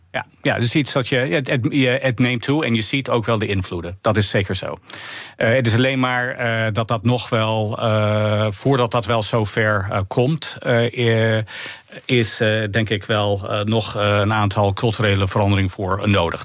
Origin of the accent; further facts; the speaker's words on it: United States; Dutch is a second language; moved away as an adult; also born or lived in Orange City; now in Amersfoort, Netherlands; mijn betrokkenheid met mijn geboorteland